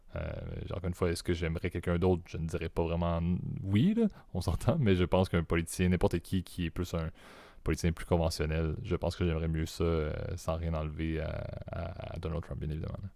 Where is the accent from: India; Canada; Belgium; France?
Canada; Quebec; accent: Quebec; en tant que Canadien